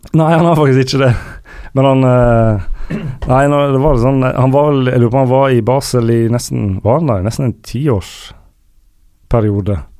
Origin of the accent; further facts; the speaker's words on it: Sandane, Vestland, Norway; på Sandane, der jeg er fra